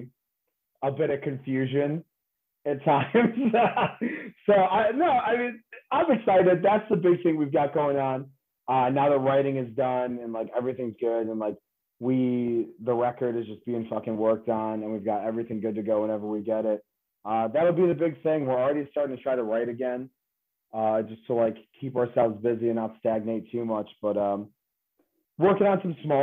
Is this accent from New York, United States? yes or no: yes; Auburn, New York, United States; I grew up in Auburn